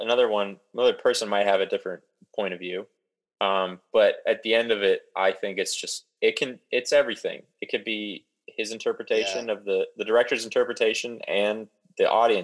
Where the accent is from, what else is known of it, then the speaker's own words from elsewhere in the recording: Ohio, United States; so we grew up in Ohio.